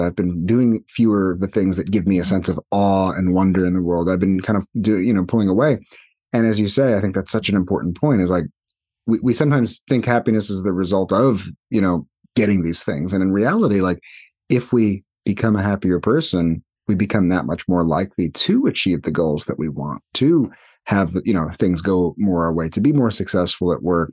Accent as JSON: {"language": "English", "region": "New York", "country": "United States", "moved": "as an adult", "lives_now": "California, United States", "said": "more than half my life, still more than half my life is, was spent in New York"}